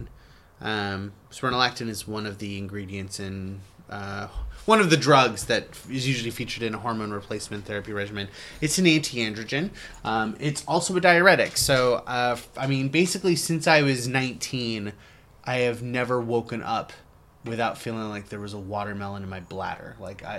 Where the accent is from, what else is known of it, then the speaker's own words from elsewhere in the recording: United States; being an American